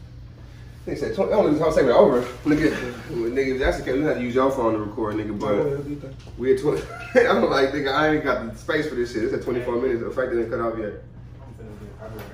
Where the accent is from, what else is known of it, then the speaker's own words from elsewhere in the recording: Easton, United States; I'm from Easton.